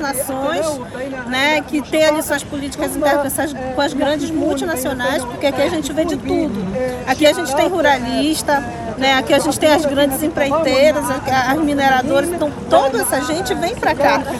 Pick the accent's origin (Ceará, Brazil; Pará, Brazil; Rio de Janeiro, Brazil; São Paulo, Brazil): Pará, Brazil